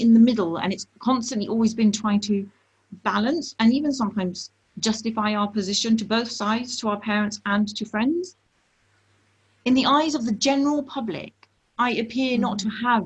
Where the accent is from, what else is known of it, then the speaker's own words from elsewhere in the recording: United Kingdom; I'm British born and bred